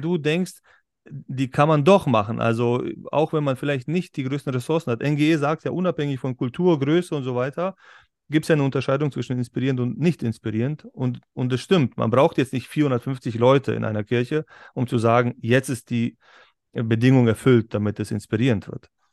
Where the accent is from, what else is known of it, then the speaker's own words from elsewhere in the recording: Berlin, Germany; now in Upper Bavaria, Germany; ich bin ich auch in Berlin äh, aufgewachsen